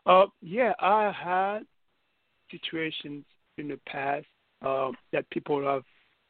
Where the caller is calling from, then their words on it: New York City, New York, United States; New York City.